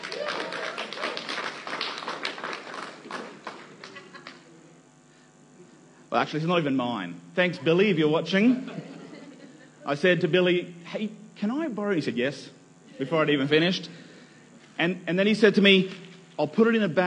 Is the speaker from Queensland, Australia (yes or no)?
yes; Nambour, Queensland, Australia; moved away; also born or lived in New South Wales; I was born in Nambour on the Sunshine Coast in the great state of Queensland